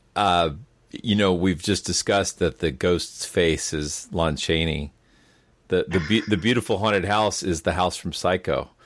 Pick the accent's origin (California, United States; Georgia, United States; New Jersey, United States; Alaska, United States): Georgia, United States; I'm from Georgia